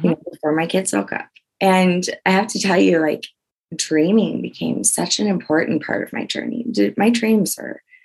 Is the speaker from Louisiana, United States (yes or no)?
yes; Louisiana, United States; I'm from Louisiana